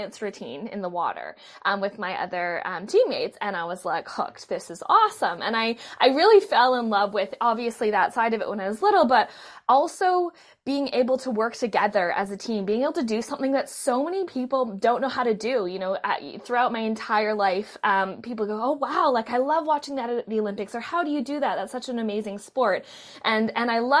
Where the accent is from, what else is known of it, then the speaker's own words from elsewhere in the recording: Vancouver, British Columbia, Canada; I was born in Vancouver, Canada